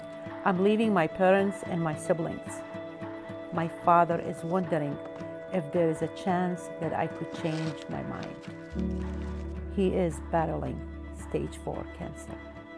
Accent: Kurdistan Region, Iraq; moved away as an adult; now in United States; I'm a transition and leadership coach. I'm originally from Kurdistan, Iraq. I moved to the United States 25 years ago. I am married with two beautiful kids.

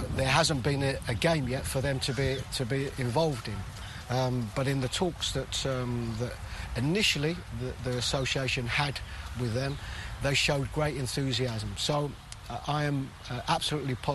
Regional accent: London, United Kingdom; I was born and brought up in London, England.

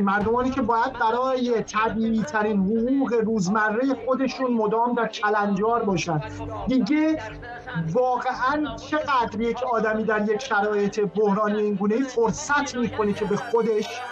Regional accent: Iran; moved away; هویت ما به عنوان یک ایرانیه

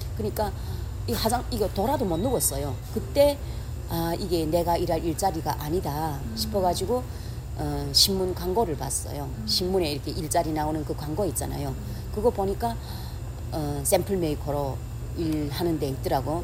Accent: North Korea; moved away as an adult; now in Los Angeles, United States; 우리 그 우리 북쪽에는 날씨가 추워서 딸기란 건 구경도 못했어요

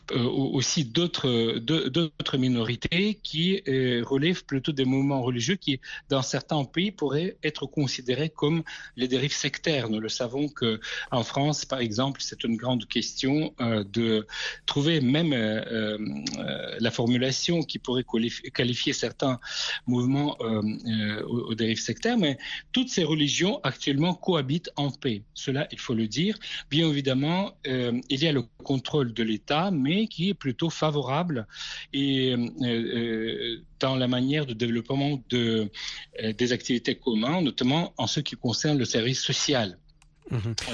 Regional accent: Kazakhstan; moved away; du Kazakhstan, mon pays natal

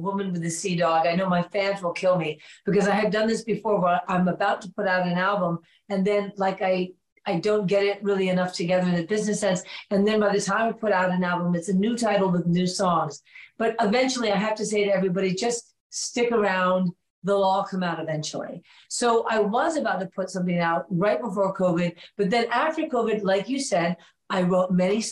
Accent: New York City, New York, United States; moved away as an adult; I moved back to my hometown, New York

